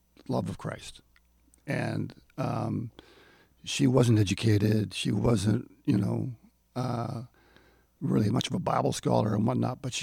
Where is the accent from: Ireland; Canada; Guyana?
Canada; Edmonton, Alberta; moved away; also born or lived in Dallas; I'm from Edmonton